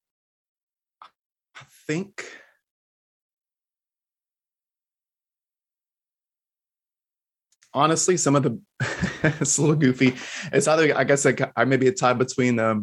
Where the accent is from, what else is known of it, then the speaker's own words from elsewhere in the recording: Texas, United States; moved away as an adult; now in Florida, United States; I'm a natural Texan. I was born and raised in Texas, but we're over here in Florida for a spell now